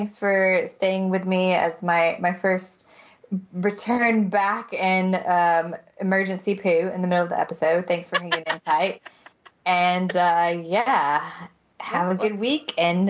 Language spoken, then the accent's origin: English; the South, United States; also born or lived in Utah; as like a Southerner